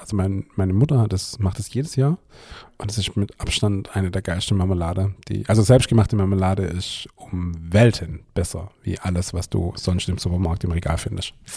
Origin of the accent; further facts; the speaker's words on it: Swabia, Baden-Württemberg, Germany; als Schwabe kennt man es als Geselz.